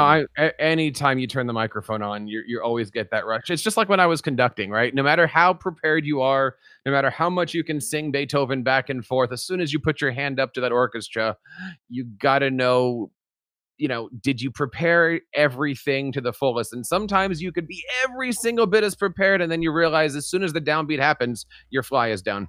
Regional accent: New Jersey, United States; I am an educator from New Jersey.

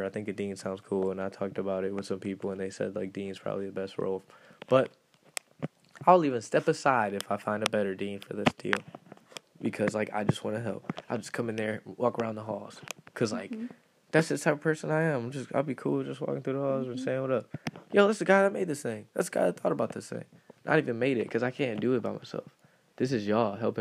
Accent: Detroit, Michigan, United States; moved away; I'm from Detroit

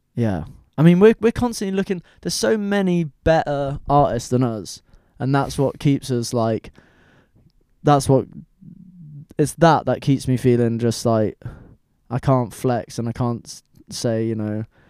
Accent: United Kingdom; I'm British

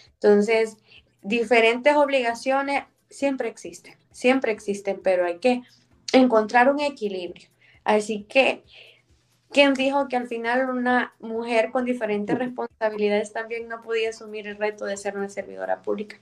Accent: El Salvador; born or raised there

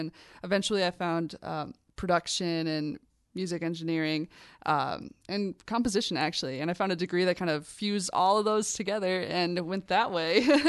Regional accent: St. Paul, Minnesota, United States; Yeah, I'm from St. Paul, Minnesota.

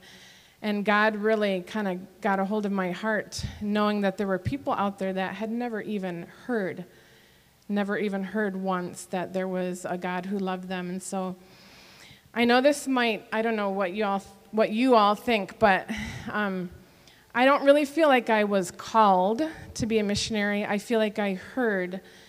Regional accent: Michigan, United States; moved away as an adult; also born or lived in Fort Bragg, North Carolina; now in Papua New Guinea; I grew up in Michigan where we say we drink pop when it's hot and things like that, I was actually born in North Carolina.

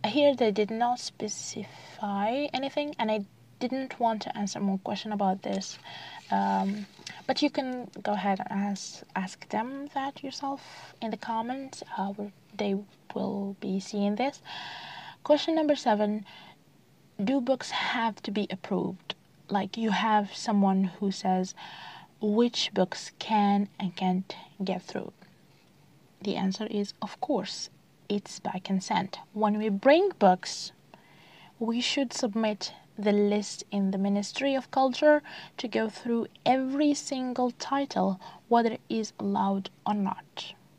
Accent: Algeria; here in the country, like uh, most of people uh, read in French

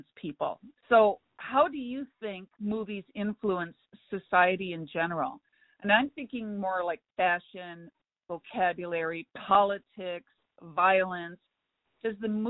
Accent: Midwest, United States; I'm from the Midwest

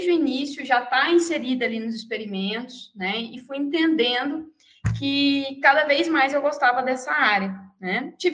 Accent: Mato Grosso do Sul, Brazil; moved away; also born or lived in Viçosa, Minas Gerais; Eu sou do Mato Grosso do Sul.

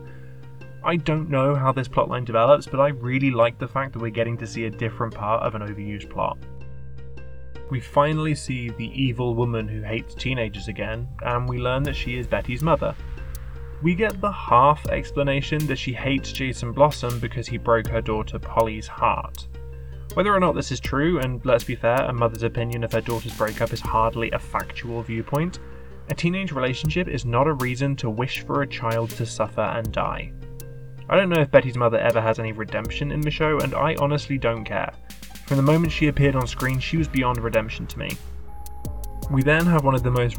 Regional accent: United Kingdom; I am a British man in his late 20s.

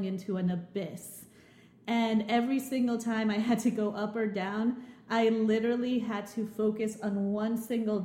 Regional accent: Lima, Peru; Lima, the capital of Peru, my hometown

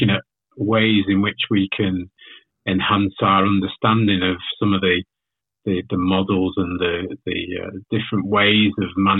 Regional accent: Leeds, Yorkshire and the Humber, United Kingdom; also born or lived in Manchester; I'm actually from the UK. So I'm from Leeds originally.

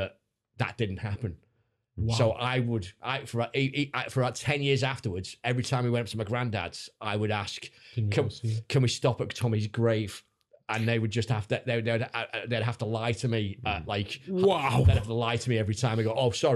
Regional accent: Liverpool, North West England, United Kingdom; also born or lived in Irvine, Scotland; I'm from Liverpool.

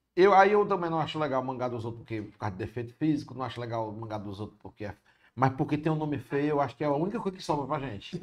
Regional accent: Fortaleza, Ceará, Brazil; accent: cearense; Eu nasci onde atualmente é o App Vida da Antônio Padre Antônio Tomás

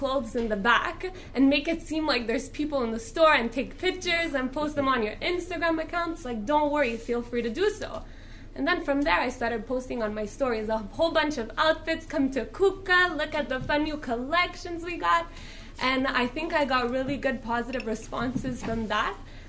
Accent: Montreal, Quebec, Canada; I'm born and raised in Montreal.

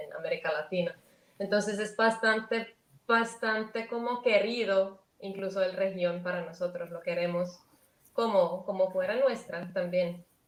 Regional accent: Finland; also born or lived in Colombia; dos finlandeses hacen este tipo de trabajo

